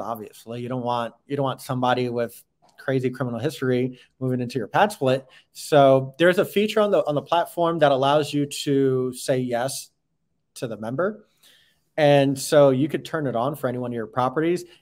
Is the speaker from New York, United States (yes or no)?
yes; New York, United States; moved away; I'm from up north, so I'm from New York. I'm used to old uh, Victorian buildings